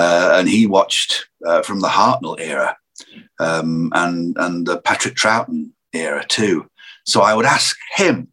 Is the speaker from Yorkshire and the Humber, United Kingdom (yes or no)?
no; Lancashire, North West England, United Kingdom; where I grew up in Lancashire, there were so many characters around